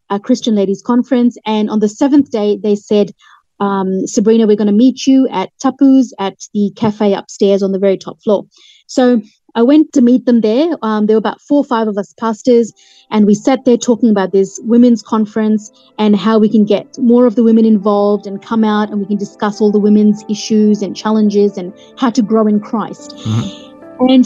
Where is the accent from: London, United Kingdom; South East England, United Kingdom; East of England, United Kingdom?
London, United Kingdom; Hampstead; born there; I was born in Hampstead, London.